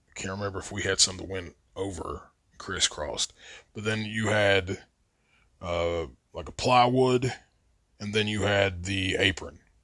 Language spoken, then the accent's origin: English; Logan, West Virginia, United States; I was growing up in Logan